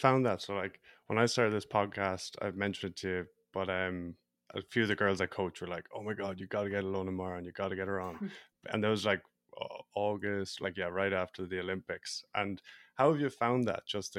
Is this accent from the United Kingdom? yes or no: no; Ireland; I'm from Ireland, so we don't play either of those.